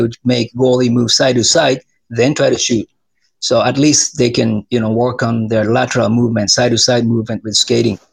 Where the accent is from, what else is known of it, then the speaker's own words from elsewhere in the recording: Japan; moved away as an adult; now in Arizona, United States; I'm from Japan